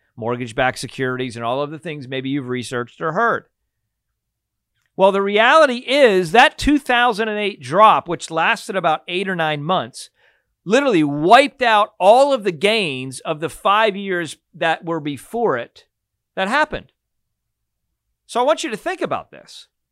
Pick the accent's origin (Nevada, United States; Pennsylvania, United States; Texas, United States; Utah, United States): Pennsylvania, United States; I grew up in Pennsylvania